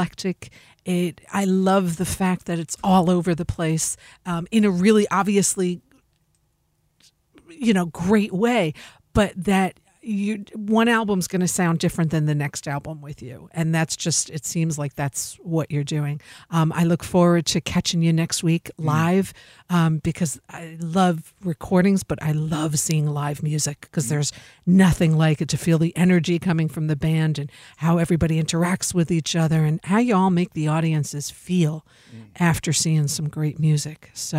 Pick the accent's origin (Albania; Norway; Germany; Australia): Germany; very industrialized. I'm from Germany.